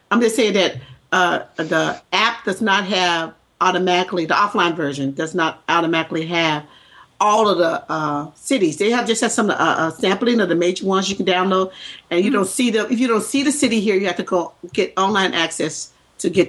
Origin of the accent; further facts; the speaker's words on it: the South, United States; accent: Southern; I spend most of my life trying to get rid of my Southern accent.